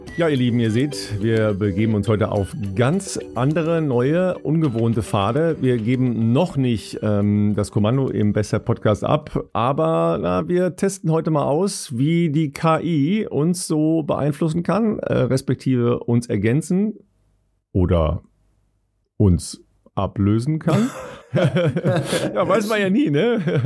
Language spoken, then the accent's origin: German; Cologne, North Rhine-Westphalia, Germany; als Kölner